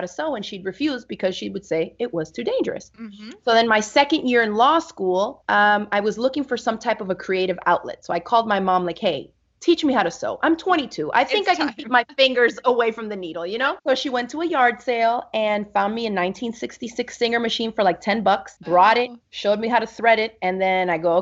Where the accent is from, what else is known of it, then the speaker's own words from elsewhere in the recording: Miami, Florida, United States; also born or lived in New York; I grew up in Miami, Florida with my mom and three other sisters.